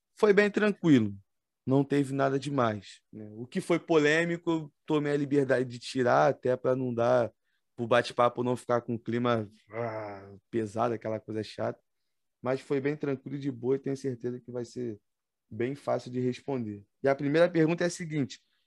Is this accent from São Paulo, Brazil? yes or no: no; Nilópolis, Rio de Janeiro, Brazil; accent: carioca; sou de Nilópolis, Baixada Fluminense, Estado do Rio de Janeiro